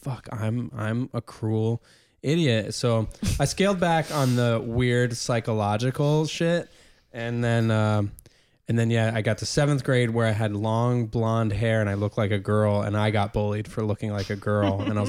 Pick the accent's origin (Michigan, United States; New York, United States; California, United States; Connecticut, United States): New York, United States; This is up in the Hudson Valley of New York.